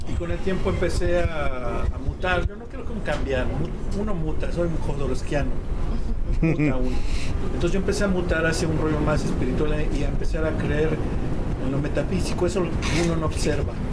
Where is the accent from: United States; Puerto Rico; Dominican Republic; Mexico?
Mexico; Nezahualcóyotl, State of Mexico; Yo también aquí como el compañero soy de Ciudad Neza y el pues barrio es el barrio.